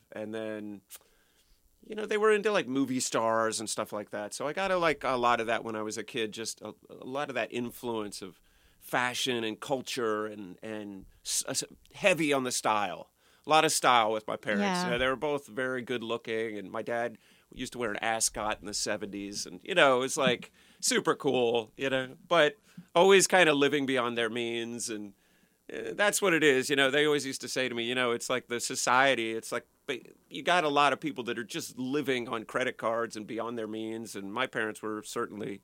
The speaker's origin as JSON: {"language": "English", "town": "Palm Beach", "region": "Florida", "country": "United States", "tie": "born or raised there", "said": "we moved from Florida to Palm Beach, and then I grew up in Palm Beach, like pretty close to the beach"}